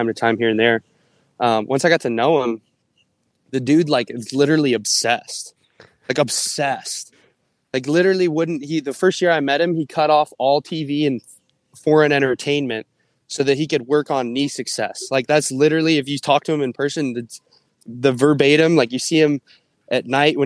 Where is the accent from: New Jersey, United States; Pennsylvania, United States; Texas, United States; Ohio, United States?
Ohio, United States; moved away as an adult; I was from Ohio